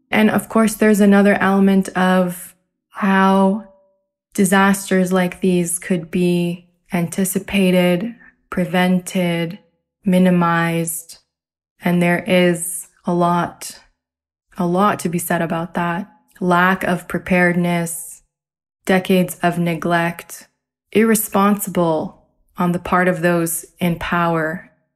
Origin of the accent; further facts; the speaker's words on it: Ontario, Canada; also born or lived in Derna, Libya; I am a Canadian Libyan in Ontario, Canada. Both my dad's side and mother's side of my families originate from Derna